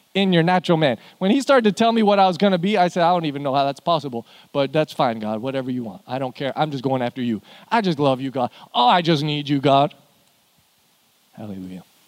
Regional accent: Canada; now in Houston, United States; I'm from Canada. I don't know why we live here

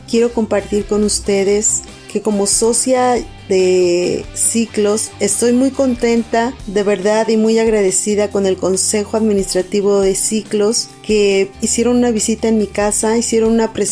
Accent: Hidalgo, Mexico; soy del estado de Hidalgo.

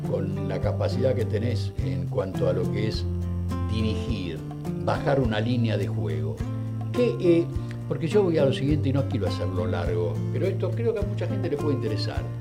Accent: Buenos Aires, Argentina; born there; yo era muy pibe, muy chico, como yo nací en, Barracas, en La Boca prácticamente.

